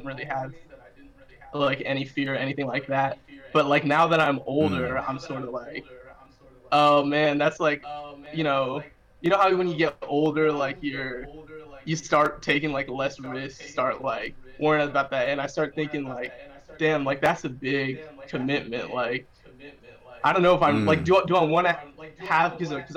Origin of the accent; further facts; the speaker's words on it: Bloomington, Indiana, United States; I'm from Bloomington, like my parents